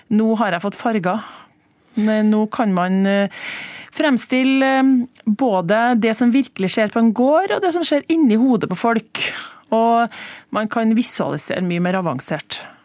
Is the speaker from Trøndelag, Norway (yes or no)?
yes; Trøndelag, Norway; accent: Trøndersk; for meg som trønder